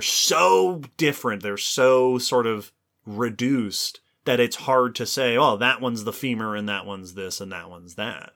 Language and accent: English; Long Island, New York, United States; I grew up on Long Island in New York